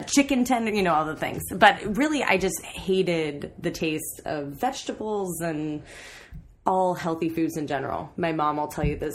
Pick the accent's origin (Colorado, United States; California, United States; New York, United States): California, United States; Napa; also born or lived in Sacramento; I grew up in Napa